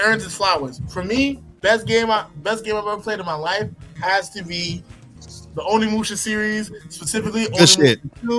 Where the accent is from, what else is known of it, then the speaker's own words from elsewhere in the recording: Haiti; being Haitian